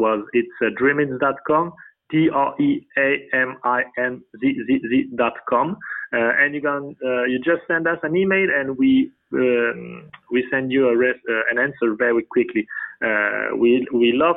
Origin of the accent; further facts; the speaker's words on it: France; English is a second language; We are all from France